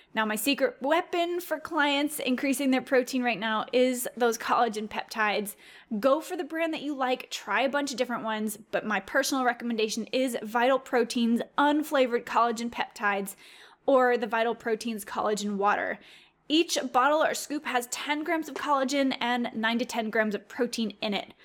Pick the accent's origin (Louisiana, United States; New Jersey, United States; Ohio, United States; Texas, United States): Louisiana, United States; I'm from Louisiana